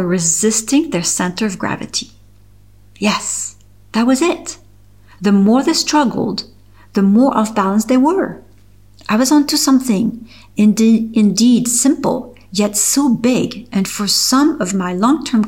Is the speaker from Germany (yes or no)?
no; Geneva, Switzerland; English is a second language; also born or lived in Toronto, Canada; I opened Le Studio Pilates in my hometown Geneva, Switzerland